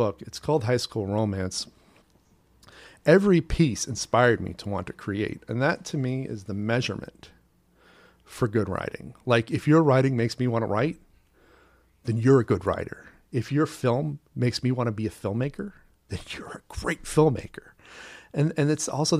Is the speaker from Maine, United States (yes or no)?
yes; Portland, Maine, United States; now in New York City, United States; I'm from Portland, Maine, originally